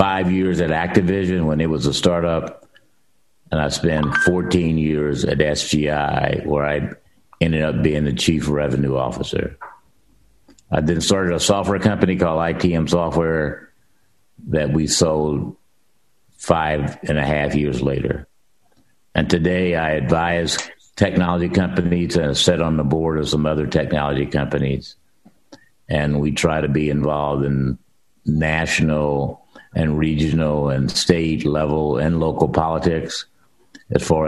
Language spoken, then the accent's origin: English; Centralia, Illinois, United States; moved away as an adult; also born or lived in Ohio / Bay Area, California; I was raised in Centralia, Illinois